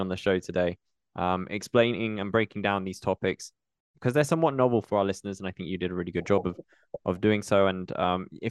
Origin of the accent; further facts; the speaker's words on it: United Kingdom; being British